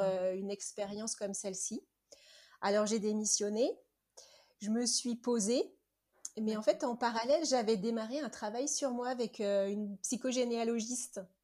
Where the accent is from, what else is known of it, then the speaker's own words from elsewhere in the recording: Nantes, Pays de la Loire, France; moved away; je suis nantaise. Donc euh, j'ai vécu 40 ans à Nantes